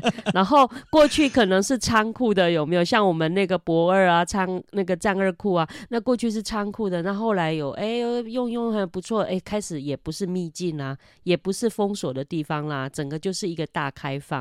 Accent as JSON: {"language": "Chinese", "town": "Meinong", "region": "Kaohsiung", "country": "Taiwan", "also_born_or_lived": "Taipei / northern Taiwan", "moved": "as an adult", "said": "我以前我在台北工作的时候，那我都跟人家讲说，哦，我是高雄人"}